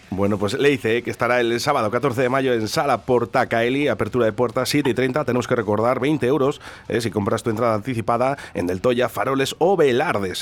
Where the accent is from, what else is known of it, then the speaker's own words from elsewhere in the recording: Durango area, Basque Country, Spain; los que somos de Durango, de Yurreta, de Zaldívar